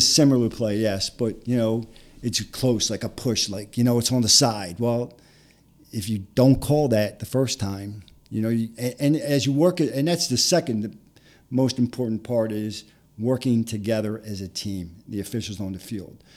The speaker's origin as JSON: {"language": "English", "town": "Philadelphia", "region": "Pennsylvania", "country": "United States", "tie": "born or raised there", "said": "I grew up in Philadelphia in a little section called Harrogate."}